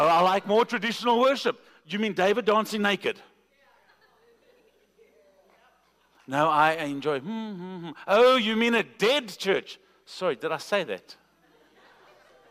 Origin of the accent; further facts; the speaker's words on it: South Africa; I'm from South Africa